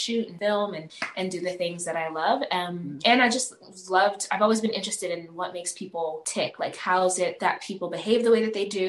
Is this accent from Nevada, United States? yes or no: yes; Las Vegas, Nevada, United States; also born or lived in Uganda; I was born in Uganda, raised in the States here in Las Vegas.